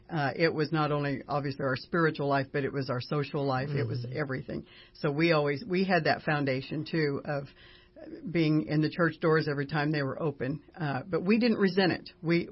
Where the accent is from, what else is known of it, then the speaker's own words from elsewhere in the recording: California, United States; I was raised in California.